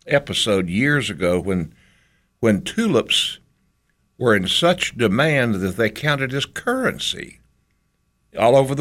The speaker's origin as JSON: {"language": "English", "town": "Boone", "region": "North Carolina", "country": "United States", "tie": "born or raised there", "said": "I grew up in Boone and you went barefoot most of the summer"}